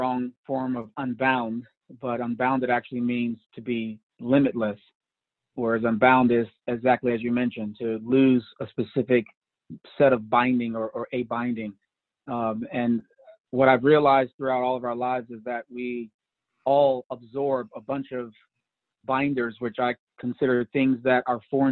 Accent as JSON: {"language": "English", "town": "Chicago", "region": "Illinois", "country": "United States", "tie": "born or raised there", "said": "I was raised on the South Side of Chicago"}